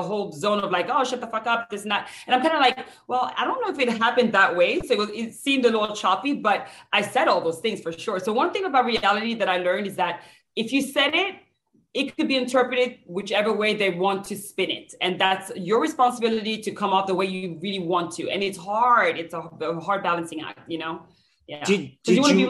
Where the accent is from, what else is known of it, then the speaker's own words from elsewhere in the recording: France; now in United States; I'm from France.